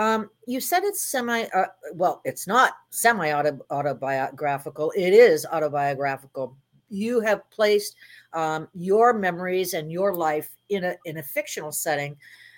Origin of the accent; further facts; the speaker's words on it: Miami, Florida, United States; I grew up in Miami. We had plenty of, you know, cocaine cowboys over there and everything else.